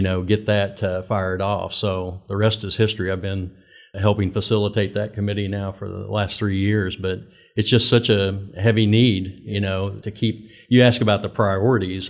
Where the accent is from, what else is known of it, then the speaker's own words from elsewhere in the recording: Winfield, Kansas, United States; moved away as an adult; also born or lived in Oklahoma; born and raised in Winfield, Kansas